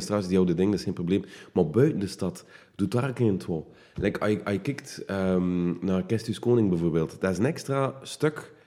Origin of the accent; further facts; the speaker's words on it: Wevelgem, Flanders, Belgium; ik eh, ben van Warvik